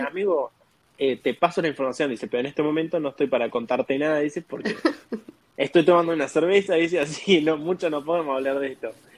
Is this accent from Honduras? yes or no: no; Argentina; moved away as an adult; now in United States; de Argentina, tengo 25 años y llegué acá en octubre del 2021